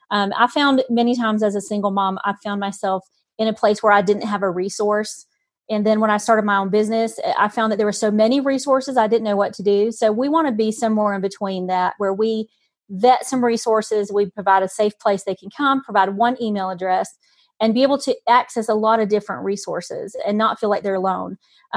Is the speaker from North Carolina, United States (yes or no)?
yes; North Carolina, United States; born there; now in Utah, United States; I'm actually in Utah. I know my accent. I was born in North Carolina, but I'm actually living in Utah right now.